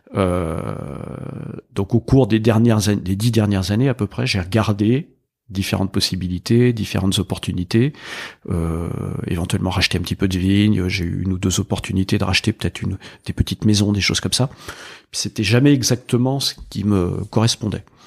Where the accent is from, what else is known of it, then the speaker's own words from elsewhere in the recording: Burgundy, Bourgogne-Franche-Comté, France; moved away as an adult; Quand on vient de Bourgogne